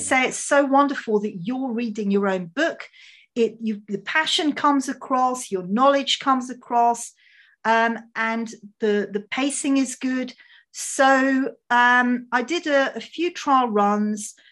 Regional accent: England, United Kingdom; My parents are Hungarian, so, um, I, I mean, I was born in England

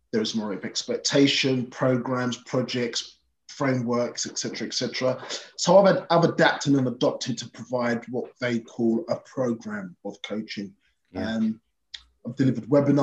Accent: London, United Kingdom; born and bred in Brixton

